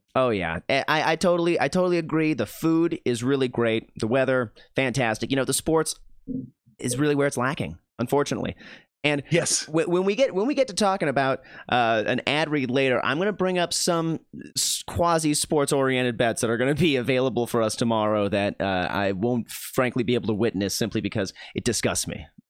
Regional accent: Minnesota, United States; my home state of Minnesota

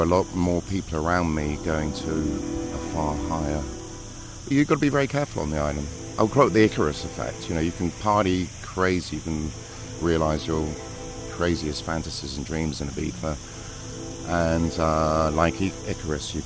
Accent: England, United Kingdom; being English, you know, we've got a really strong culture of music

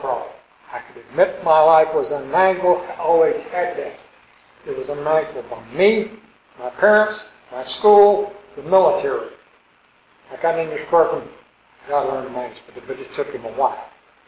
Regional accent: Arkansas, United States; moved away; also born or lived in California; I grew up in Arkansas, 35 miles from Memphis

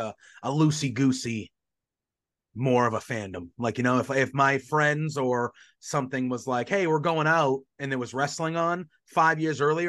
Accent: Northeast, United States; I grew up in the Northeast. I'm from the Northeast.

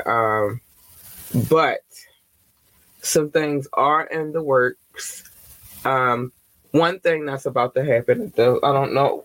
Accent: Baltimore, Maryland, United States; Baltimore, Maryland. Hi, babies, my home city in my home state.

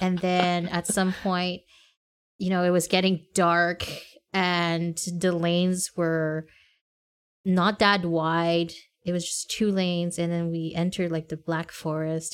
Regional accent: Montreal, Quebec, Canada; we said Montreal.

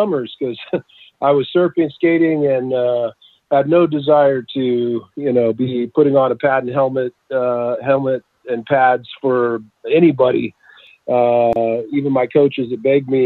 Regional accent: Southern California, United States; also born or lived in Utah; So we went south and ended up here in Southern California when I was about 10 years old

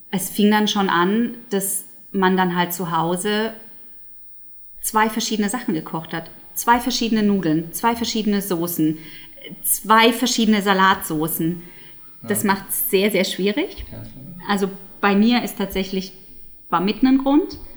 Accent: United Kingdom; German is a second language; die Amerikanerin ist und ich bin ja Britin, wir feiern sozusagen das englische ähm, Weihnachten am 25.

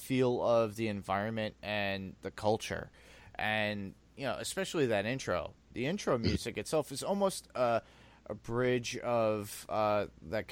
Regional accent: New York City, New York, United States; I grew up in Staten Island, I was in the middle of the island

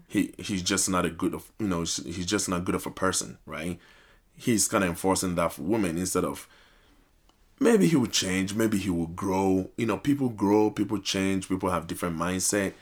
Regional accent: Ghana; now in United States; I'm originally from Ghana

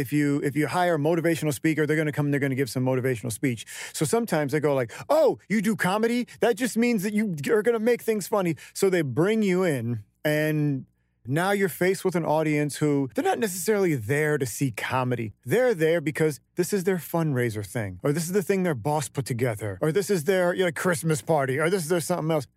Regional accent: Stockton, California, United States; the first, you know, seventeen years of my life was in uh, Stockton, it's a very interesting town

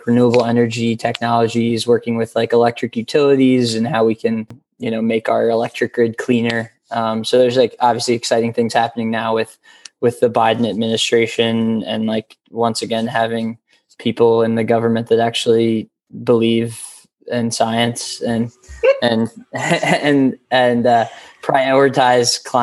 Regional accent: Takoma Park, Maryland, United States; now in Washington, D.C., United States; I grew up in Tacoma Park, Maryland. Right outside DC.

